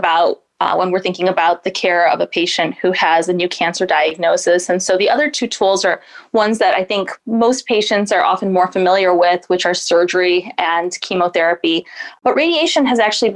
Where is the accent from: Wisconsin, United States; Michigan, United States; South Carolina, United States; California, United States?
Michigan, United States; Lansing; moved away as an adult; also born or lived in Massachusetts / Seattle, Washington; now in Northeast Ohio, United States; I was born and raised in beautiful Lansing, Michigan